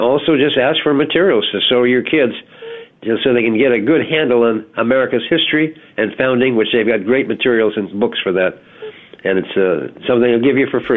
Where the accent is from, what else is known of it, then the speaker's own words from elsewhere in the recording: Alabama, United States; the University of Alabama, my home state